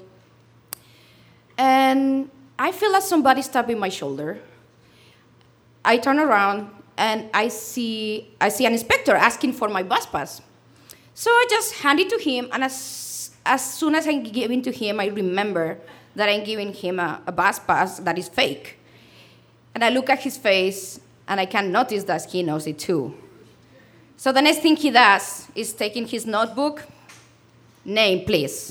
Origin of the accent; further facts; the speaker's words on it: Spain; English is a second language; moved away as an adult; also born or lived in London; I'm from Spain